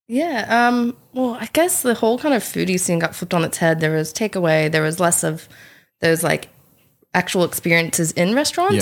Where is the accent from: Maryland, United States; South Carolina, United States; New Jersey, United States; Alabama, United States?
South Carolina, United States; moved away as an adult; now in Coffs Coast, Australia; I'm originally from South Carolina, and I moved to the Coffs Coast around five or six years ago.